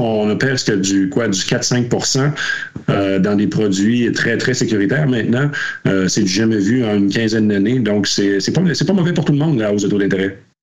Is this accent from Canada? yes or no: yes; Quebec, Canada; on le voyait près de chez nous au Québec avant la pandémie